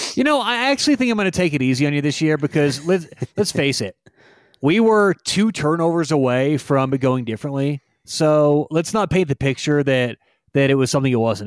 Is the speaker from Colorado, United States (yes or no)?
yes; Denver, Colorado, United States; I'm from Denver.